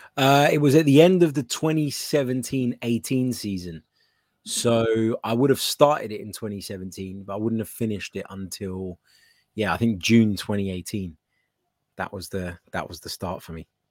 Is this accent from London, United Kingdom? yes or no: yes; London, United Kingdom; I was born actually in South London